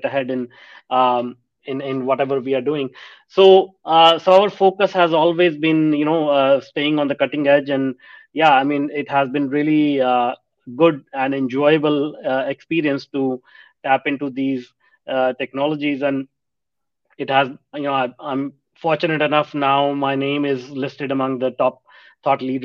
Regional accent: India; moved away as an adult; also born or lived in North America; I grew up in India, and back then India was a developing country

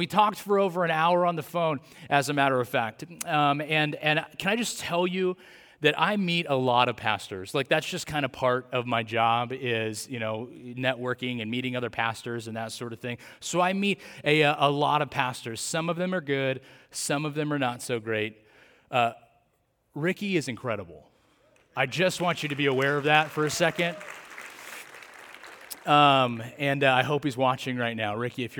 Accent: Atwater, California, United States; I grew up a Central Valley kid. Didn't grow up like in the Hanford area. I grew up in Atwater, California.

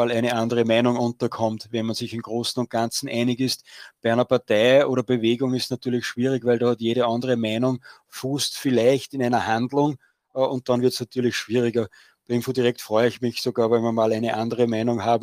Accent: Austria; weil bei uns in Österreich wird die Schweiz immer als großes Vorbild dargestellt

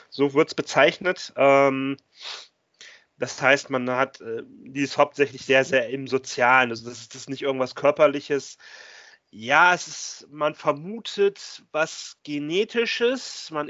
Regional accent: Bremen, Germany; born there; und ich komme eigentlich sogar gebürtig aus Bremen.

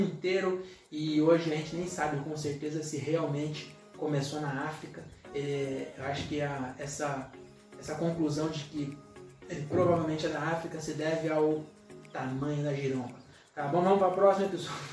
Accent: Francisco Morato, São Paulo, Brazil; A gente é de Morato

